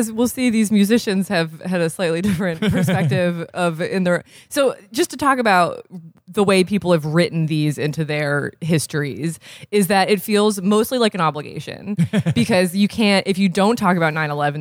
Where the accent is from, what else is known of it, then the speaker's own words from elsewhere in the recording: Vermont, United States; I was 12. I am from Vermont.